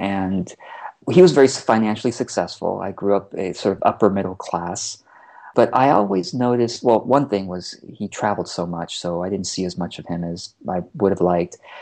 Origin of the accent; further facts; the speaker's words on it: Orange County, California, United States; also born or lived in Taiwan; we immigrated from Taiwan to Orange County, California, so Southern California. So that was my first exposure to America